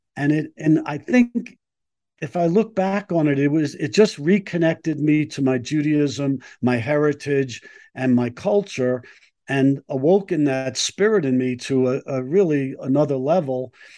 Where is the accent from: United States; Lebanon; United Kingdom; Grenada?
United States; New York City, New York; moved away as an adult; now in Colorado, United States; I grew up in Brooklyn, um, New York